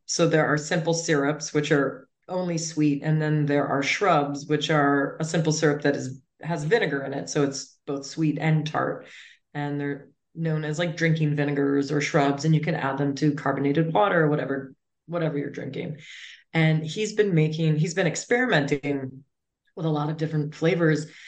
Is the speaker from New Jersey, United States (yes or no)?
no; Cape Cod, Massachusetts, United States; I am from Cape Cod